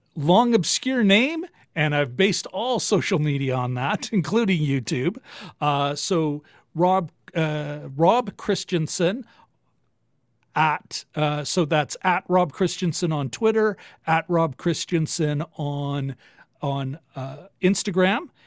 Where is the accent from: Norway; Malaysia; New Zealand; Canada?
Canada; Winnipeg, Manitoba; I'm born and raised in Winnipeg